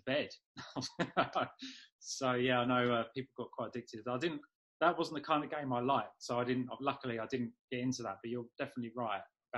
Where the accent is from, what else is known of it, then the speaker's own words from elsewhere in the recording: London, United Kingdom; also born or lived in Norwich; I grew up just in London